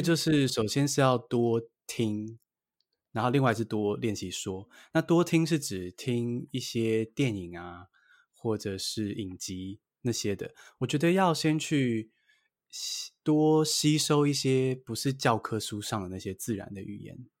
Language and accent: Chinese; Taiwan; 我还是偏向在台湾土生土长学英文的